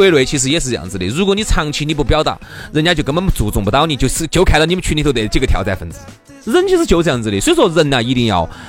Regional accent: China; moved away; 我们中国人其实华人

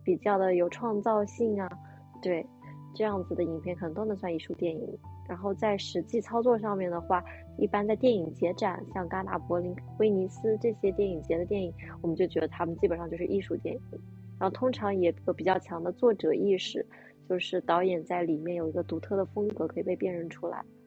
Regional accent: China; also born or lived in New York; 我们中国人

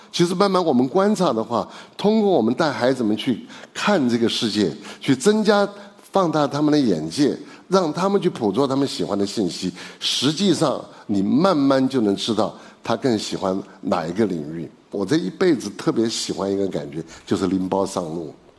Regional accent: Chengdu, Sichuan, China; 因为我是成都人嘛

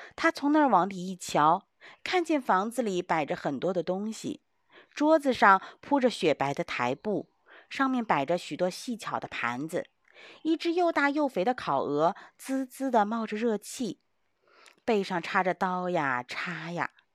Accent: China; 因为我们中国人都非常地勤劳

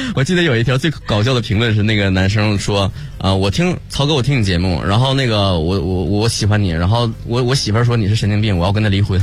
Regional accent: Shenyang, Liaoning, China; accent: Northeastern (Dongbei); 我家乡沈阳

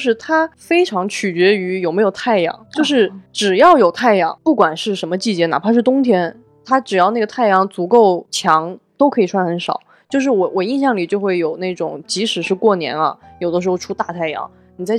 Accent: Guizhou, China; now in Beijing, China; 作为一个贵州人，我在北京

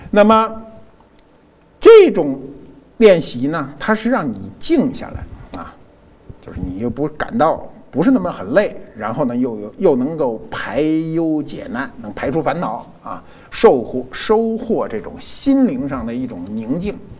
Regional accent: PLA 301 Hospital, Beijing, China; 我生在中国人民解放军三零幺医院，嗯，啊，六十年前，啊，六十一年前，我生在，生在这儿了

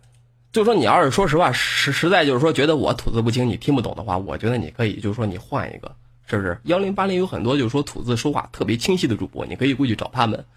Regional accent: northern China, China; 我他妈北方人一个，本来普通话说的应该是相当的不错

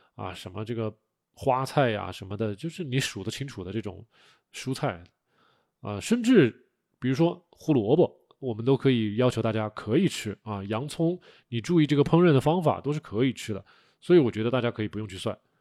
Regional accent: China; 我们中国人

